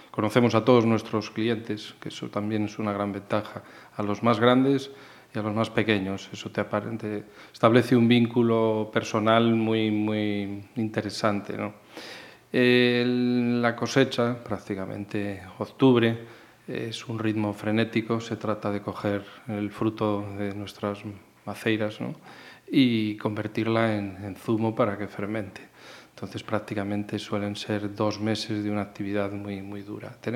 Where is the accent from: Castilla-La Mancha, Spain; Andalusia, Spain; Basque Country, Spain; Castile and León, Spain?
Castile and León, Spain; Salamanca; now in Galicia, Spain; yo soy salamantino, soy de Salamanca, aunque muy bien afincado ya aquí desde hace muchos años en Galicia. Soy un gallego más, ¿no?